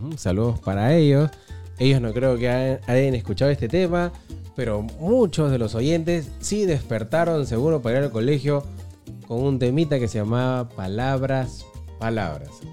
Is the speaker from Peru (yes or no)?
yes; Peru; nosotros como buenos peruanos